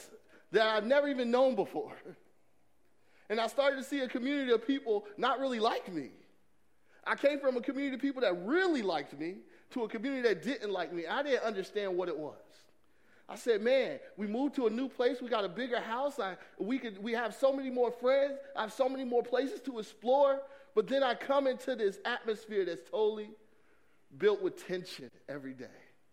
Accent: Atlanta, Georgia, United States; I grew up in Atlanta, Georgia

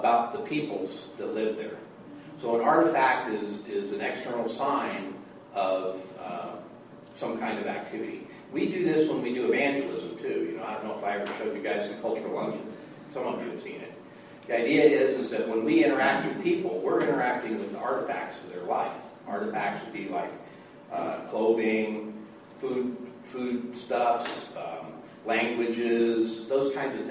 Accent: Colorado, United States; moved away; also born or lived in Minneapolis, Minnesota; I was born in Minneapolis, Minnesota, and I'm glad, actually, my family moved from there, and then I was kind of raised in Colorado

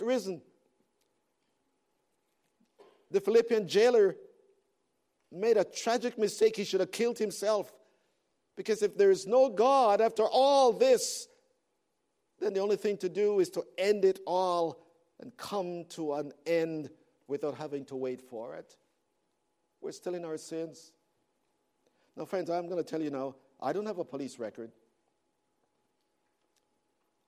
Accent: Toronto, Ontario, Canada; moved away; I'm from Toronto

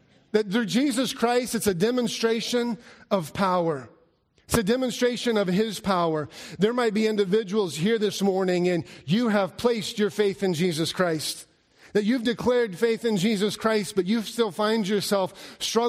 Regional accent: Alaska, United States; moved away; I grew up in Alaska, and growing up in Alaska, we didn't have tornadoes.

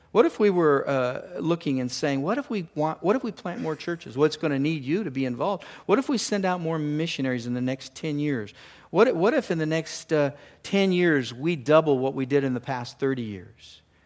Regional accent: California, United States; moved away; I grew up down in California in the ocean

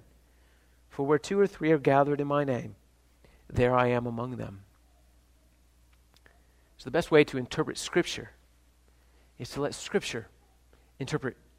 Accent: Ohio, United States; I'm from Ohio

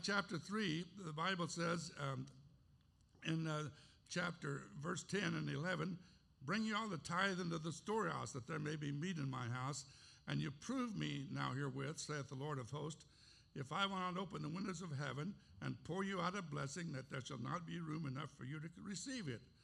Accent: Cherokee Nation, Oklahoma, United States; moved away; also born or lived in Escondido, California / Valley Center, California; I was born in the Cherokee Nation on September the 3rd, 1939

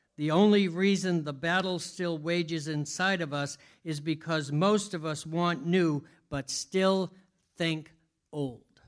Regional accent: Boston, Massachusetts, United States; I'm Bostonian, so it's easy for me to lose letters.

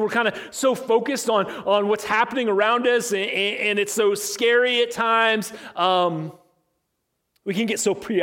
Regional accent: Illinois, United States; I was growing up in Illinois, in my little farming town that I grew up

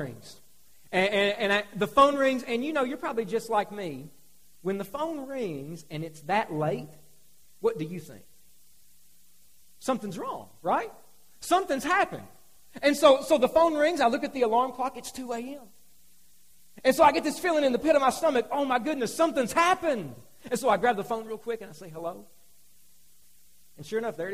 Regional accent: Hazard, Kentucky, United States; moved away as an adult; also born or lived in Salem, Kentucky; I'm from Hazard

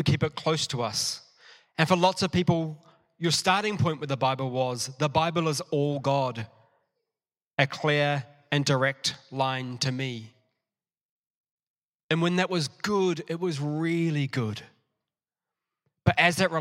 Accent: New Zealand; also born or lived in Matamata; I went to primary school. I'm a Kiwi in New Zealand, at Pillons Point Primary.

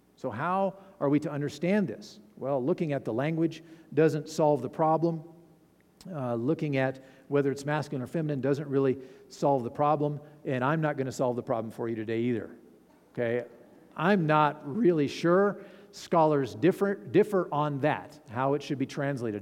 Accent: Fallon, Nevada, United States; I'm from Fallon

